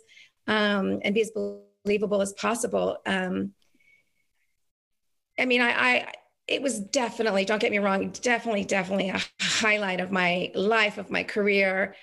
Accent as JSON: {"language": "English", "country": "New Zealand", "moved": "yes", "said": "I was from New Zealand"}